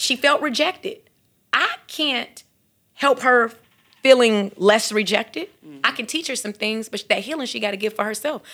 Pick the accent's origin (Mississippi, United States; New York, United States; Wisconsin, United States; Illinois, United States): Illinois, United States; Chicago; growing up in Chicago